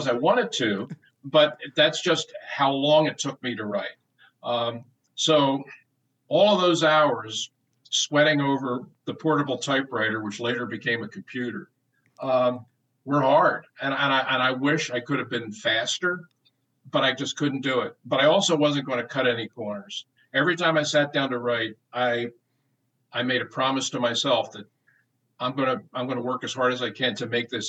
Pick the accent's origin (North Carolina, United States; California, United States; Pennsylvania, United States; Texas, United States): Pennsylvania, United States; Philadelphia; to be able to do it in my hometown